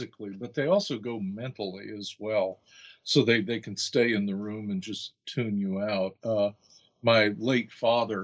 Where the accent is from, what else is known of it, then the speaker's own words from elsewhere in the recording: United States; I'm American